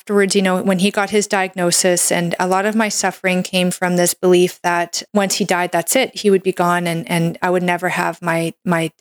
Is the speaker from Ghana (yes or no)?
no; Canada; I'm a Canadian medical doctor